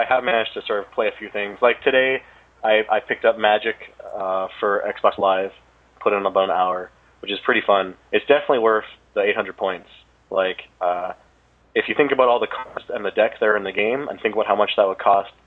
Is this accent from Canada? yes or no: yes; Canada; I'm Canadian.